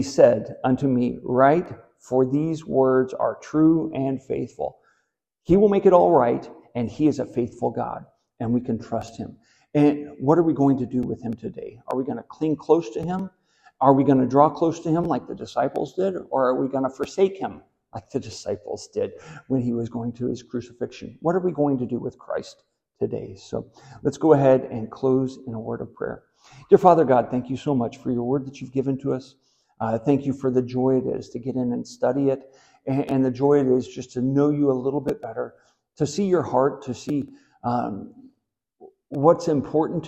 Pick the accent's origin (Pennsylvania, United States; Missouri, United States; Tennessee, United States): Missouri, United States; Southwest; I grew up in Southwest Missouri